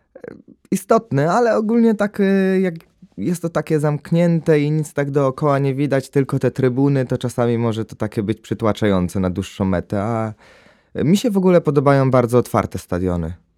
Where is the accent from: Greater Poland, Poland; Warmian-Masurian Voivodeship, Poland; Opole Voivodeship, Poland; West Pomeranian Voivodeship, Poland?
Greater Poland, Poland; jestem z Wielkopolski